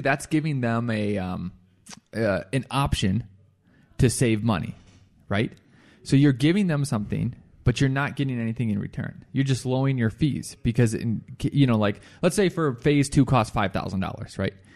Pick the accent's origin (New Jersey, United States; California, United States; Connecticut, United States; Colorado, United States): Colorado, United States; Firestone; Firestone, my hometown